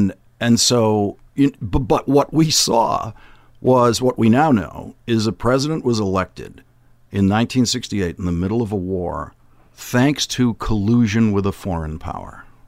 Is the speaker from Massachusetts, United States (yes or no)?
yes; Boston, Massachusetts, United States; I grew up in Dorchester, which is above where my father grew up.